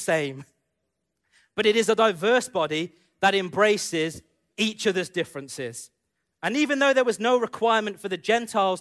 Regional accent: United Kingdom; growing up in the UK as an Indian man, and, you know, being brought up as an Indian man who lives in the UK

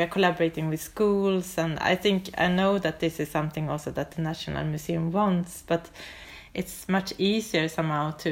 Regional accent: Sweden; now in Oslo, Norway; I'm originally from Sweden. I live in Oslo

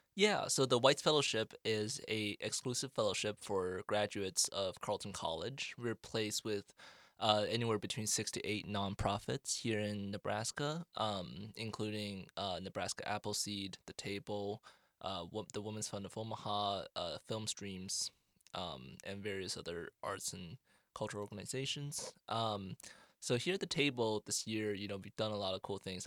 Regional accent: China; moved away as an adult; also born or lived in Canada / Northfield, Minnesota; now in United States; I grew up in, uh, I split time between China and Canada, and, um, I went to school, uh, primarily in China.

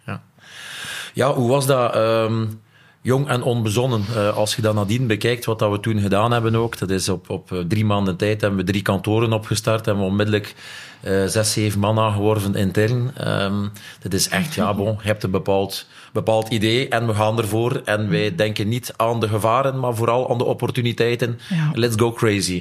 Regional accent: Nieuwpoort, Flanders, Belgium; ik ben van Niepoort afkomstig

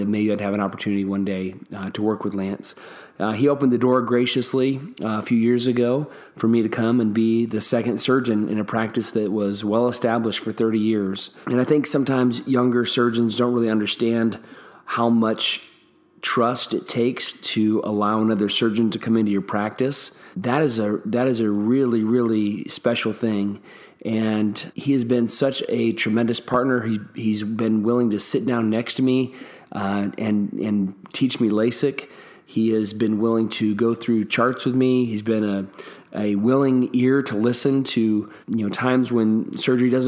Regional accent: Kentucky, United States; my home state of Kentucky

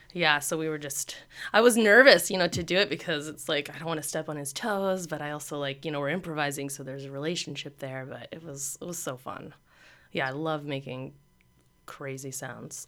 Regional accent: Pasadena, California, United States; I'm from Pasadena

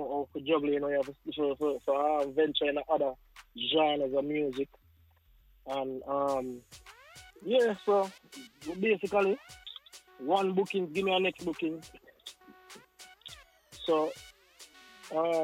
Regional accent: Kingston, Jamaica; moved away as an adult; now in United States; Born Kingston, Jamaica

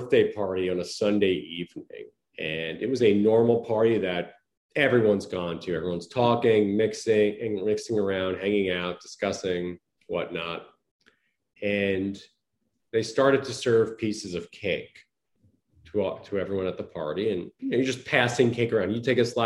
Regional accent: Long Island, New York, United States; also born or lived in Connecticut; I was born and raised in Long Island, New York, in the United States.

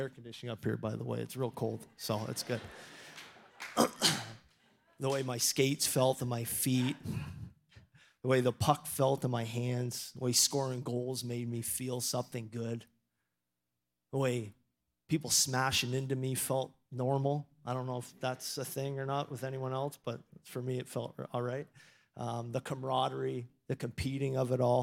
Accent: Toronto, Ontario, Canada; moved away as an adult; also born or lived in Maine, United States; now in Erie, United States; I was really fortunate enough to grow up in Toronto

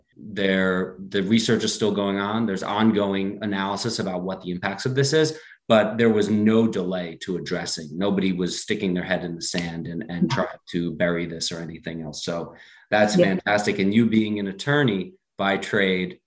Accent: Ridgewood, New Jersey, United States; I grew up on Ridgewood Water, and I've got two healthy kids.

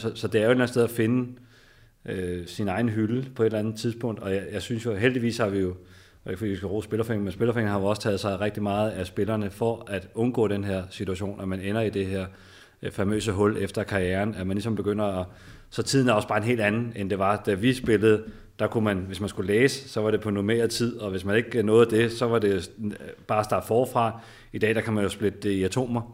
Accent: Tostrup, Denmark; jeg kommer fra Tostrup

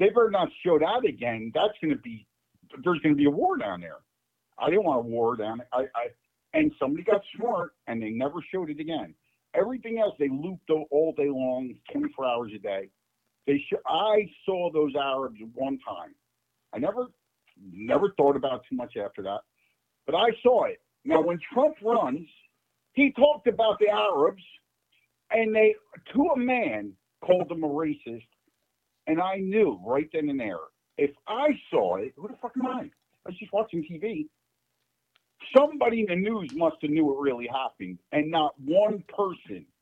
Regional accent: New Jersey, United States; moved away as an adult; now in Florida, United States; I grew up in Jersey right there

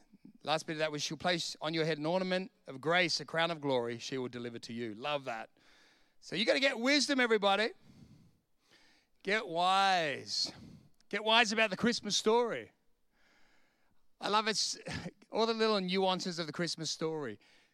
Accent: Bronx, New York, United States; I went back to the house I grew up in the Bronx in Sydney, and I went to the street and went, there it is, let's go.

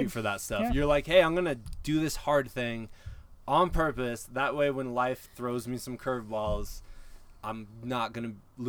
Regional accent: Iowa, United States; moved away; I grew up in Iowa, and my dad owned some land in southern Iowa

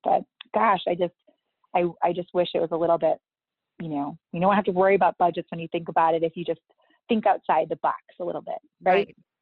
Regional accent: Hudson, Massachusetts, United States; I grew up in Hudson, Mass.

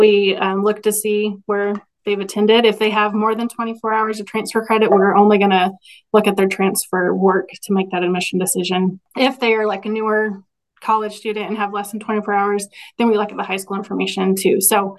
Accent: Stanberry, Missouri, United States; I grew up in Stanbury, which is pretty close to Maryville.

